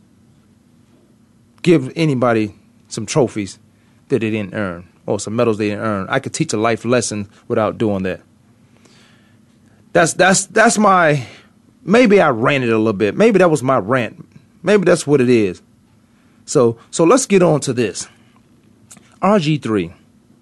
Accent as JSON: {"language": "English", "region": "the South", "country": "United States", "said": "I'm from the South"}